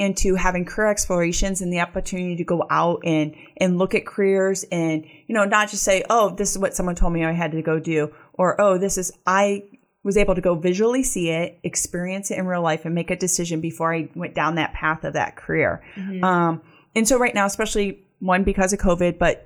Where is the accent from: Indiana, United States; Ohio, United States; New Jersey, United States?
Ohio, United States; Akron; I grew up in Akron and I grew up in a neighborhood called Goodyear Heights